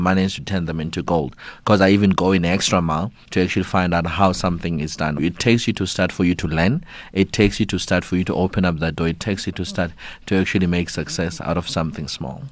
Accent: South Africa

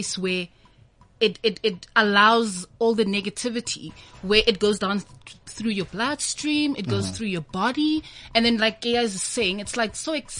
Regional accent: Soweto, Gauteng, South Africa; moved away as an adult; also born or lived in Pretoria; I was born and bred in Soweto

